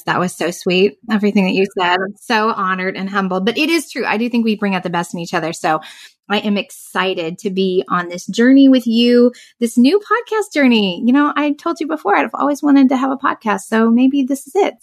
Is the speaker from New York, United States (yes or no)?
no; Southern Indiana, United States; moved away as an adult; now in Central Florida, United States; I grew up in Southern Indiana. So I'm a Midwestern small town girl at heart